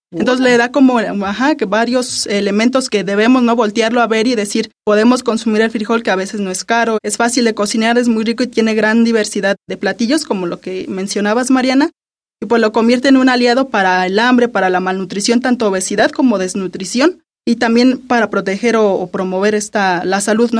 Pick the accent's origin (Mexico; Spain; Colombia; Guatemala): Mexico; nuestra identidad como mexicanos